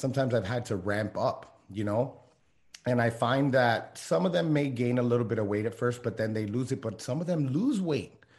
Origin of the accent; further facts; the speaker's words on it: Miami, Florida, United States; I grew up in Miami